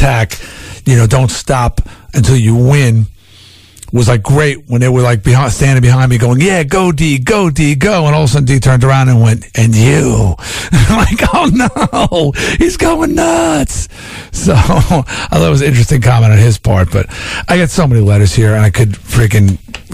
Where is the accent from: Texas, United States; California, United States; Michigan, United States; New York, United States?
New York, United States; Long Island; I was from Long Island